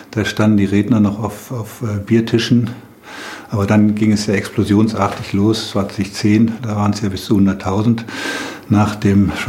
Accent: Stuttgart, Baden-Württemberg, Germany; Weil ich als Stuttgarterin mein Stuttgart liebe und weil

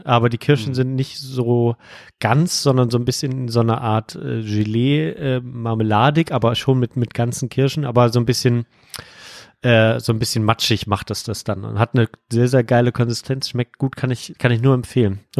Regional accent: Rhineland, Germany; Bei uns im Rheinland sind Teilchen alles, was ähm, sozusagen auf die Hand geht und was man in der Hand essen kann.

